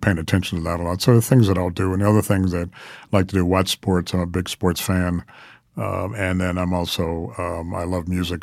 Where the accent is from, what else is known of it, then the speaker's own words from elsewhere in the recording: New York, United States; moved away; I grew up with the New York Times and New York, 'cause I'm a New Yorker originally